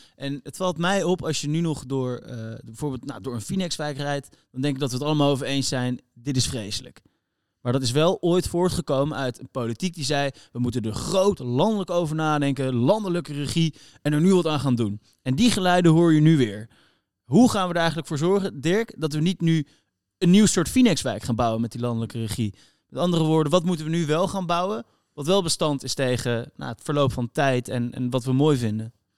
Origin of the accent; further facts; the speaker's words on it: Netherlands; we als Nederlander